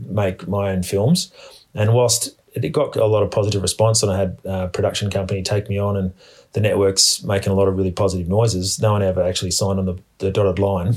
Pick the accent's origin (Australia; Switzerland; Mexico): Australia; I grew up in Australia and I've got heaps of experience in the bush